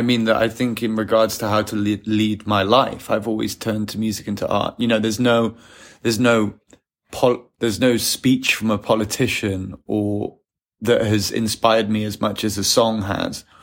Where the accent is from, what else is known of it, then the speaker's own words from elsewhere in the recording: England, United Kingdom; as an English person